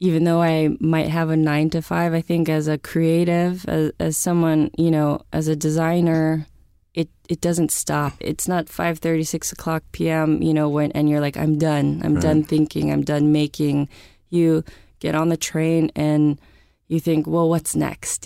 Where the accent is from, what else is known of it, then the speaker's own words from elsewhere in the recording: San Francisco, California, United States; I grew up in San Francisco